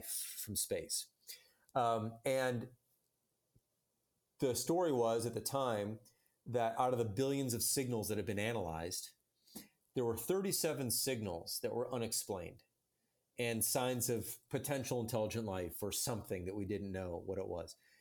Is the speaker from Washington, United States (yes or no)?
no; Chicago, Illinois, United States; I'm from Chicago and grew up in the Chicago suburbs